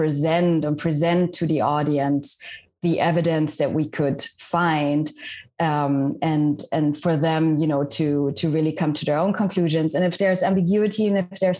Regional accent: West Germany, Germany; English is a second language; moved away as an adult; also born or lived in Washington, D.C.; now in United States; I grew up in Germany as well, but in West Germany

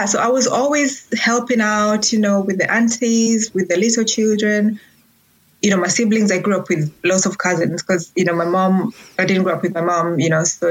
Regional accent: Uganda; moved away as an adult; also born or lived in Rwanda; now in Manchester, United Kingdom; I am actually from Rwanda. I was born and raised in Uganda, so I usually call myself East African

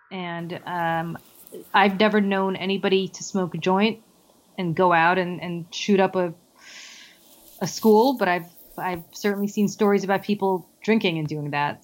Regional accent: New Jersey, United States; My home state legalized, New Jersey legalized

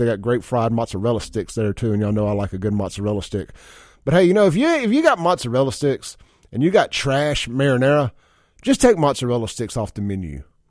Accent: Jackson, Mississippi, United States; I'm from South Jackson.

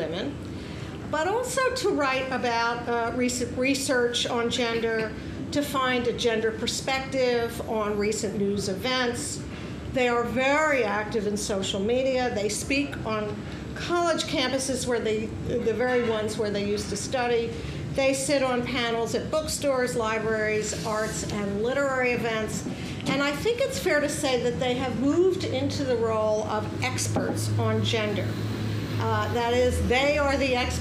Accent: United States; Being an American

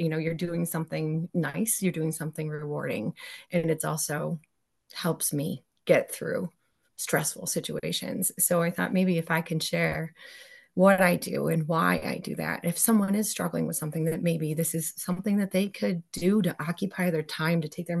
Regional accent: New York, United States; So I'm from Central New York. So in our county, there's something like 280 something cemeteries, which is insane.

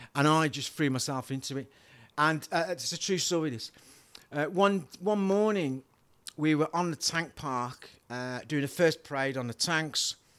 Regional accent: Wolverhampton, West Midlands, United Kingdom; accent: yam yam; moved away as an adult; now in Liverpool, United Kingdom; originally from Wolverhampton in the West Midlands.

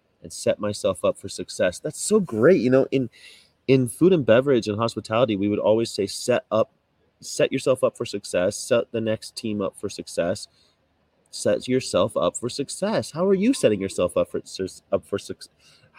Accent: United States; also born or lived in Germany; I'm American, so like we're all mixed up. But I'm like German-Irish mostly. And I lived in Germany for 6 years

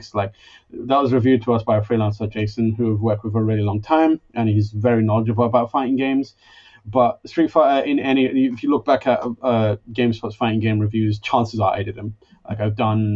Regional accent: London, United Kingdom; moved away; I'm from London

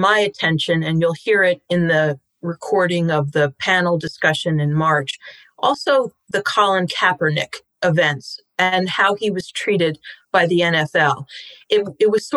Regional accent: Philadelphia suburbs, Pennsylvania, United States; moved away as an adult; now in Washington, D.C., United States; I grew up in the Philadelphia suburbs

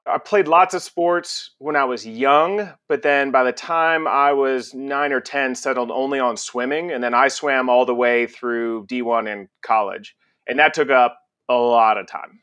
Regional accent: Conroe, Texas, United States; also born or lived in Galveston, Texas; we moved to Conroe, Texas. It's about an hour north of Houston. And that's where I spent the rest of my childhood before going off to college

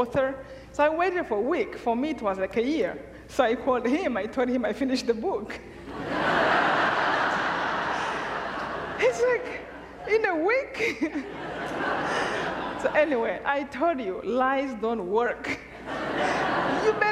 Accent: Rwanda; moved away; I'm from Rwanda

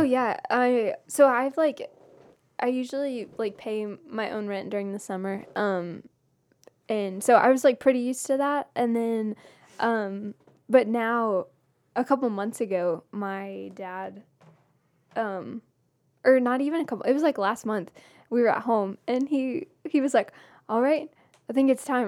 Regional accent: Blairsville, Georgia, United States; my hometown, um, Union County

